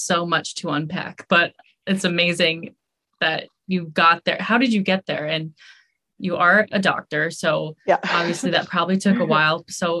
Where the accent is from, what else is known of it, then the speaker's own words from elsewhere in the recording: Las Vegas, Nevada, United States; moved away as an adult; now in East Coast, United States; I am from Las Vegas and this is my first winter in the East Coast.